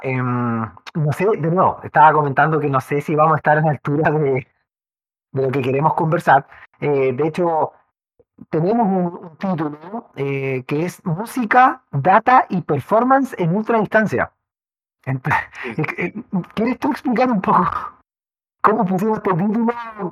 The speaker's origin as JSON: {"language": "Spanish", "country": "Chile", "said": "en, nuestro maravilloso país, tan vertical y con valles tan angostos"}